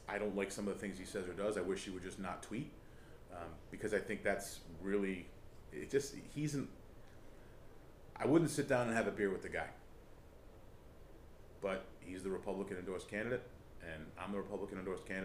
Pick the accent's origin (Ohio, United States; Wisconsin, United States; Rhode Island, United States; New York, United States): Rhode Island, United States; because we're from Rhode Island